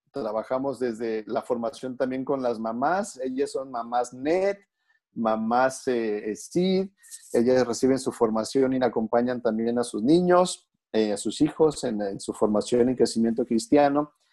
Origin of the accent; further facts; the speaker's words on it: Guadalajara, Jalisco, Mexico; now in Rome, Italy; Soy originario de Guadalajara